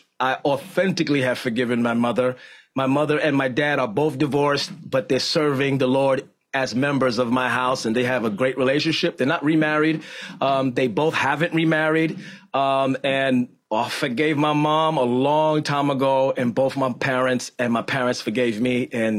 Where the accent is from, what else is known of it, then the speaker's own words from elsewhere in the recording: Bronx, New York, United States; In the Bronx.